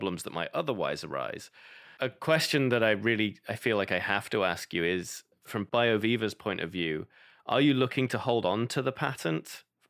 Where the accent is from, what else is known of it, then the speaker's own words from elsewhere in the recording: United Kingdom; as a Brit